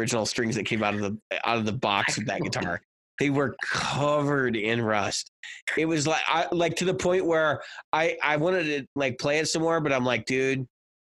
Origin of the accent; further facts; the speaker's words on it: Chicago, Illinois, United States; moved away; I am from Chicago